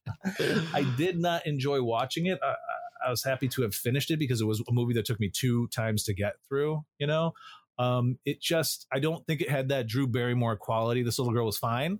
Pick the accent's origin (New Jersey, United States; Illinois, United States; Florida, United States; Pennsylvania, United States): Illinois, United States; Growing up in Illinois